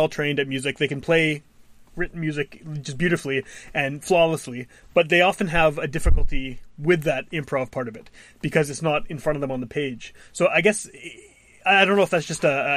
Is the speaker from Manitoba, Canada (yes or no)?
yes; Winnipeg, Manitoba, Canada; I'm also from Wolseley